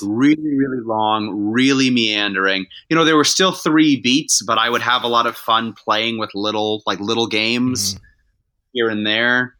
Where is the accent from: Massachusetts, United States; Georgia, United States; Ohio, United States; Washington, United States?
Massachusetts, United States; I'm from Massachusetts